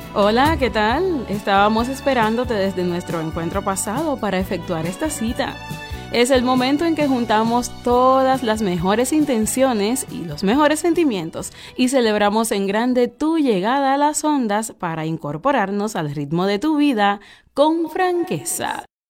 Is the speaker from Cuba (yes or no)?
yes; Cuba; Nosotros somos gente de Cuba.